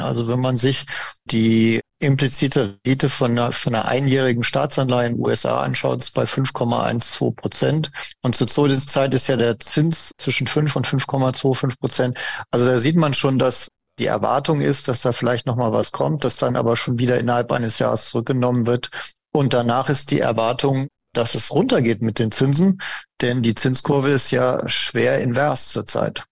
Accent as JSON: {"language": "German", "country": "Germany", "said": "bei uns in Deutschland"}